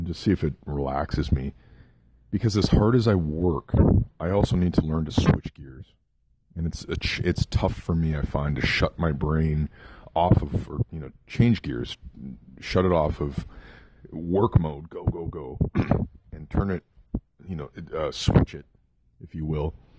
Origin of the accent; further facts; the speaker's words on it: Kitchener, Ontario, Canada; the hospital in Kitchener, Ontario, Canada, my hometown, Waterloo, Kitchener